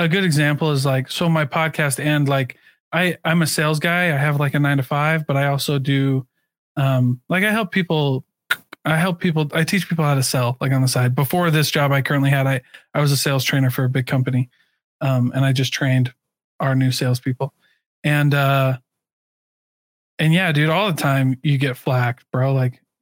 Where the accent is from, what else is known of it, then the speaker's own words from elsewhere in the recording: Iowa, United States; moved away; I grew up in Iowa